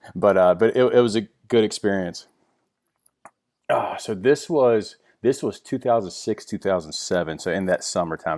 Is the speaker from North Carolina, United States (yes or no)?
no; Virginia, United States; I grew up in Virginia, um, small country town, you know, in the Blue Ridge Mountains